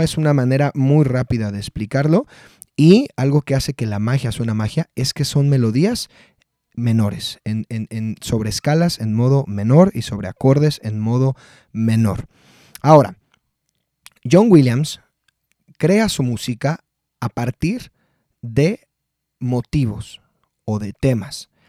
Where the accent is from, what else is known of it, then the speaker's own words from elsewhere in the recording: Mexico; yo soy mexicano